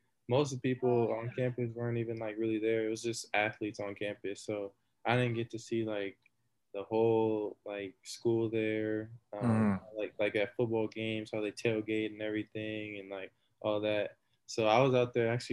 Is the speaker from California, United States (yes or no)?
yes; Temecula, California, United States; I'm from Temecula, but I went to Rancho Christian